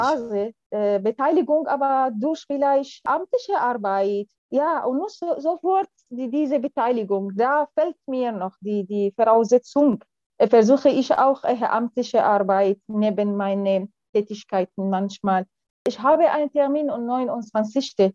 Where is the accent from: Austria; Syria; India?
Syria; German is a second language; moved away as an adult; also born or lived in France; now in Germany; ich komme aus Syrien, ich bin hier in Deutschland seit mehr als sechs Jahren schon.